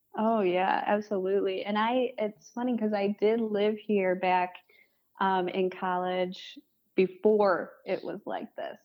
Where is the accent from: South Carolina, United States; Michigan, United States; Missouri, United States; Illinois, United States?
Michigan, United States; Farmington Hills; also born or lived in West Bloomfield, Michigan; now in Detroit, United States; I grew up in Farmington Hills, West Bloomfield. Um, and I live in Detroit now.